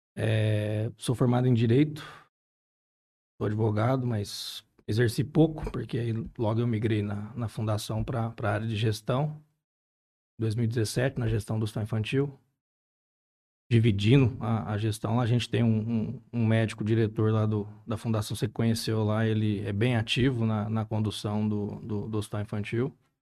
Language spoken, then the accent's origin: Portuguese; Barretos, São Paulo, Brazil; moved away; eu sou nascido e criado lá em Barretos